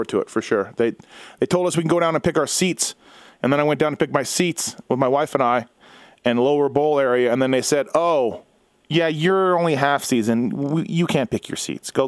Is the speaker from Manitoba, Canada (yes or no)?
yes; Winnipeg, Manitoba, Canada; I'm from Winnipeg